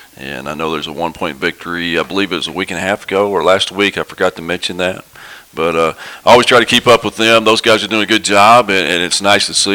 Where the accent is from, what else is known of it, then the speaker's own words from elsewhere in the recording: Farmington, Arkansas, United States; I grew up here in Farmington, went to school in Farmington, and, and I coach and teach here in Farmington